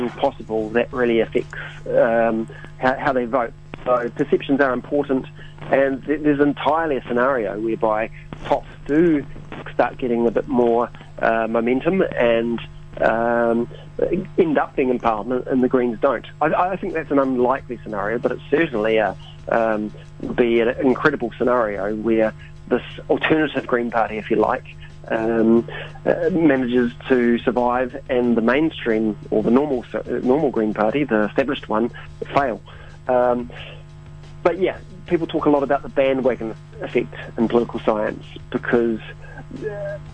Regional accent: New Zealand; for us New Zealanders

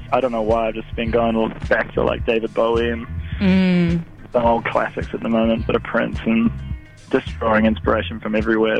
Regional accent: Auckland, New Zealand; also born or lived in Wellington; I was born in Wellie, but we've always lived sort of like around the North Shore, Devo, Taka, Belmont.

